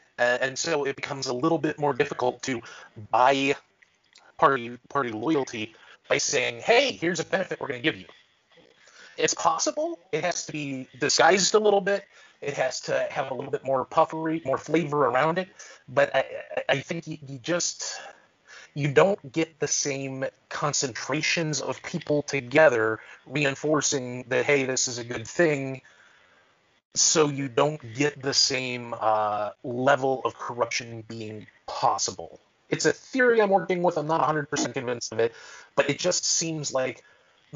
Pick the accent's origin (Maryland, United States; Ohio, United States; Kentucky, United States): Ohio, United States; I come from Ohio.